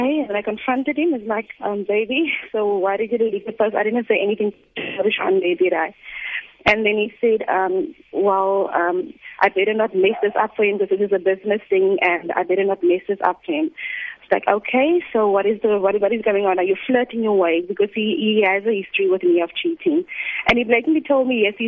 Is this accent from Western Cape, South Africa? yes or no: yes; Cape Town, Western Cape, South Africa; first language English; I am from Cape Town.